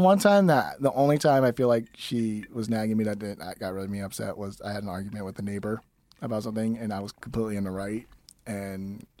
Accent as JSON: {"language": "English", "town": "Los Angeles", "region": "California", "country": "United States", "tie": "born or raised there", "also_born_or_lived": "Mexico", "said": "Los Angeles. I grew up here."}